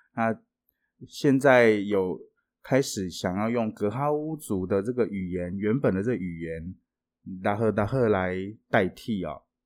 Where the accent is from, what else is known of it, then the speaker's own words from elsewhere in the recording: Taiwan; 我们台湾人学了一辈子的英文